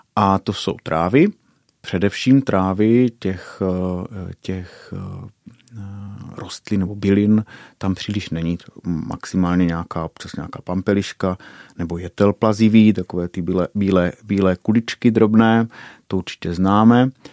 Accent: Šumice, Czechia; u nás v Šumicích

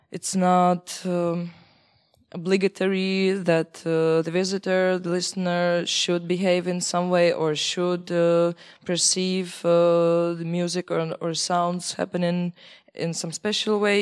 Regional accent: Belarus; moved away as an adult; now in Czech Republic; I am from Belarus. Uh, I study in Czech Republic for uh, for years now

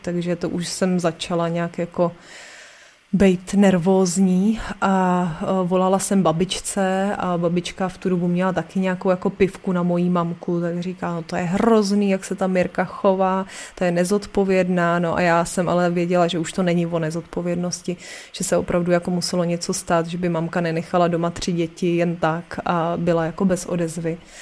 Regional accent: Aš, Karlovy Vary Region, Czechia; also born or lived in Příchovice; my jsme byli z Aše

